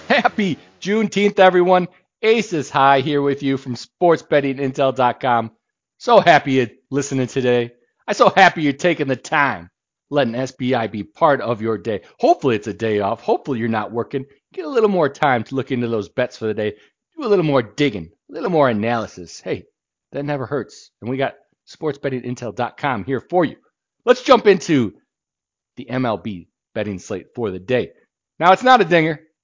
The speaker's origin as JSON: {"language": "English", "town": "Chicago", "region": "Illinois", "country": "United States", "tie": "born or raised there", "said": "my hometown Lovables, the Cubbies"}